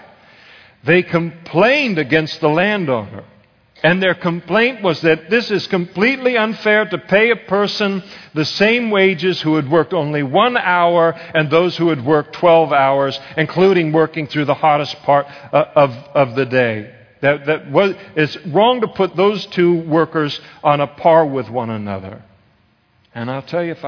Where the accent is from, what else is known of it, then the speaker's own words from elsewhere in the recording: Napa, California, United States; I was raised in Napa, so you did ag stuff